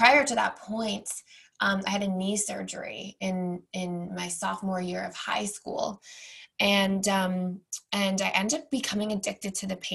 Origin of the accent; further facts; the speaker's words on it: Toronto, Ontario, Canada; moved away; I, born and raised in Toronto